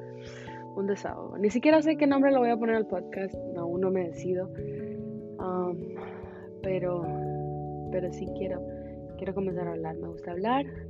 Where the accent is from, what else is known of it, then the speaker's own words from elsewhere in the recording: Honduras; moved away as an adult; now in Houston, United States; soy orgullosamente hondureña, catracha de corazón